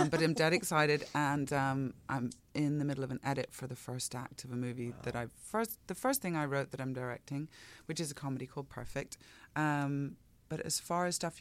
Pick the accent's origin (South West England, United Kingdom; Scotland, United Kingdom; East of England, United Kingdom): Scotland, United Kingdom; I am Scottish